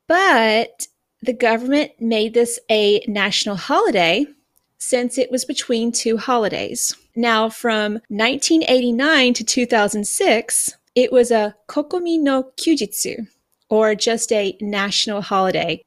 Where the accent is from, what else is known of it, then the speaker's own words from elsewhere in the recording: United States; now in Japan; as an American